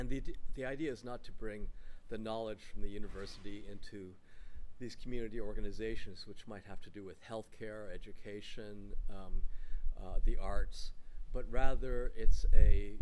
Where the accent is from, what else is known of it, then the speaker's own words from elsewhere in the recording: California, United States; also born or lived in upstate New York; I was born in upstate New York, but I was raised in California.